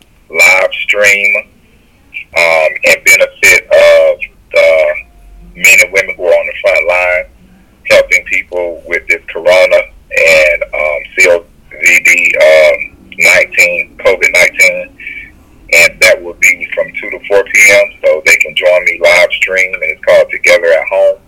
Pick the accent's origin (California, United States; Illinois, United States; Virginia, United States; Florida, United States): Florida, United States; Miami; now in Georgia, United States; I'm from Miami. We're, you know, right now in Georgia